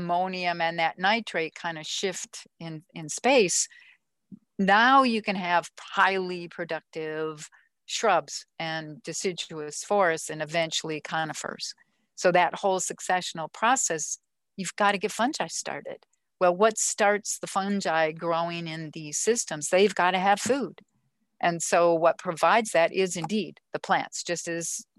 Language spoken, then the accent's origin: English; Minnesota, United States; I grew up in Minnesota, all those lakes and forests.